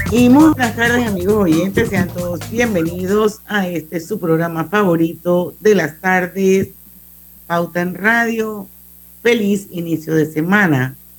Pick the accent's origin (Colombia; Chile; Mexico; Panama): Panama; todos somos panameños